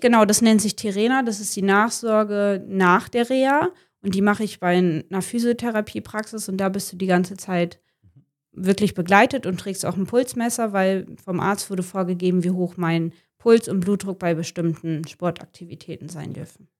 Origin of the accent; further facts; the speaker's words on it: Wilhelmshaven, Lower Saxony, Germany; now in Jever, Germany; ich komme gebürtig aus Wilhelmshaven und lebe mit meinem Verlobten in Jever